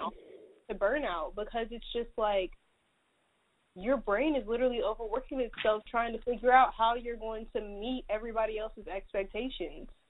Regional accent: Atlanta, Georgia, United States; I'm from Atlanta, Georgia

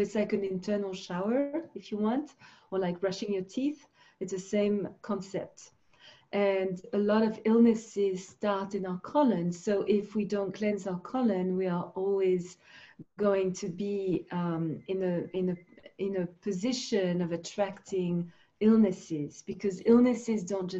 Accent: Switzerland; also born or lived in Finland; because I lived in Switzerland. I grew up in Switzerland.

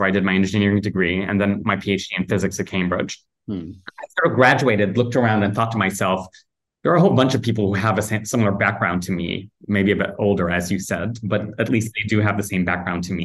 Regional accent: Kumasi, Ashanti, Ghana; moved away as an adult; also born or lived in United Kingdom; now in Accra, Ghana; I grew up in a town, not in the capital, in Accra, which is where I am at the moment, but in a town called Kumasi

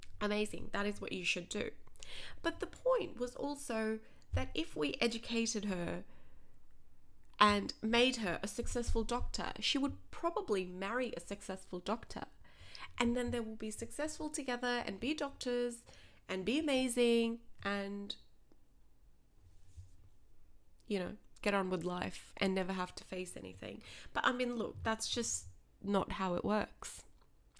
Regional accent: Australia; also born or lived in Punjab, India; I was born in Punjab, raised in Australia, in a traditional Punjabi Sikh family.

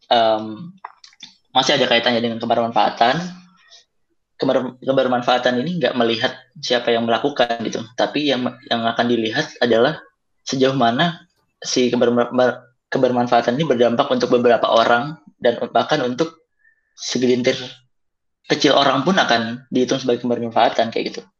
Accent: Java, Indonesia; ya kan gue orang Jawa juga

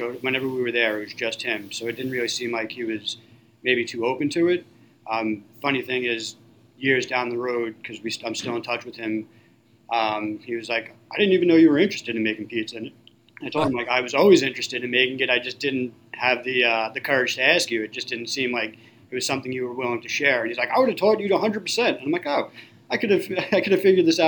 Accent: Levittown, New York, United States; I was born and raised in Levittown, actually, and I was lucky enough to be able to open up a business, my first pizzeria, in the town that I was born and raised

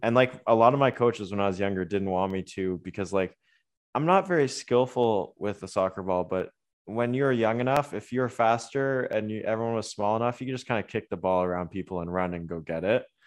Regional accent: Waterloo, Ontario, Canada; growing up in Waterloo, like, I grew up with Laurier and University of Waterloo five minutes from my house

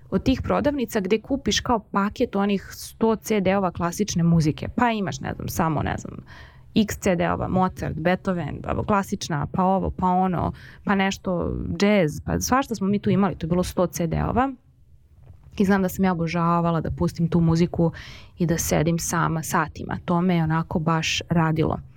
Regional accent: Belgrade, Serbia; kad sam bila mala kristali nisu postojali u Beogradu

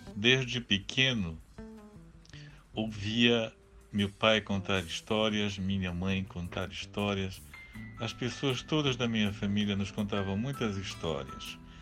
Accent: Vila do Carmo do Tocantins, Pará, Brazil; na Vila do Carmo Cametaense, onde eu nasci

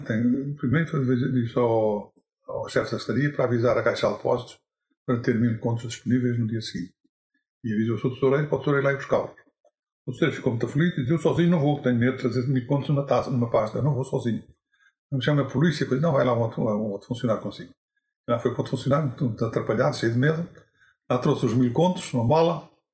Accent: Alqueidão, Portugal; nasci no Alcaidão a 13 de novembro de 1923

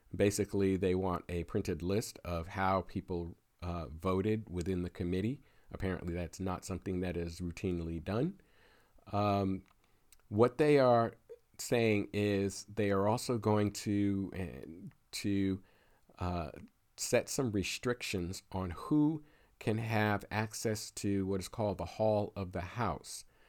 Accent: Pennsylvania, United States; my home state of Pennsylvania

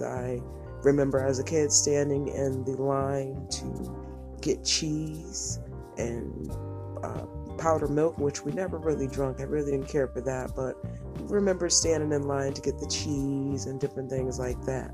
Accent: Connecticut, United States; I was raised in the projects. I was raised in Connecticut

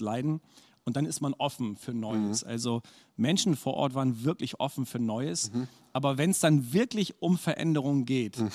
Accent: Bremen, Germany; also born or lived in Erzhausen / Hannover / Achim; ich bin tatsächlich im Bremer Umland groß geworden

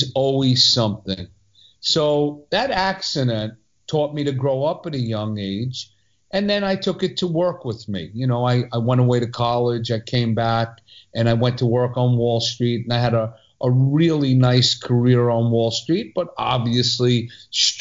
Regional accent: New York City, New York, United States; also born or lived in Long Island; born in New York City, raised till second grade in Long Island. And then we did a reverse commute and somehow ended up growing up in Brooklyn.

